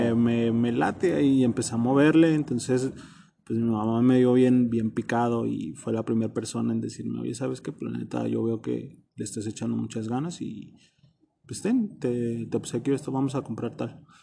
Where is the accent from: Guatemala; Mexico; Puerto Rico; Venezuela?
Mexico; Zamora, Michoacán; now in Guadalajara, Mexico; Soy de Zamora, Michoacán. Nací en Zamora, Michoacán